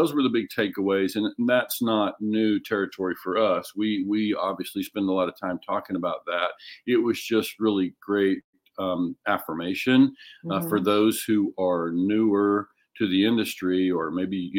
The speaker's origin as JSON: {"language": "English", "region": "Oklahoma", "country": "United States", "moved": "yes", "said": "I'm originally from Oklahoma"}